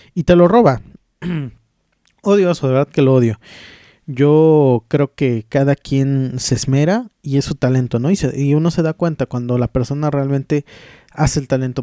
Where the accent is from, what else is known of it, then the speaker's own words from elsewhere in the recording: Taxco, Guerrero, Mexico; estuvimos con los músicos de mi pueblo, estuvimos en Tasco de Mis Amores